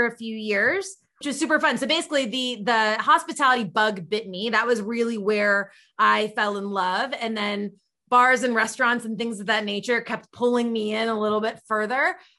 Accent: Kentucky, United States; moved away as an adult; now in Chicago, United States; I'm born and raised in Kentucky, but started my career up in Northern Kentucky.

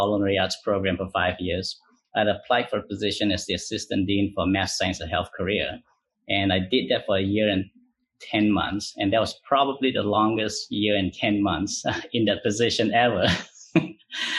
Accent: Malaysia; moved away as an adult; now in United States; I grew up in Malaysia

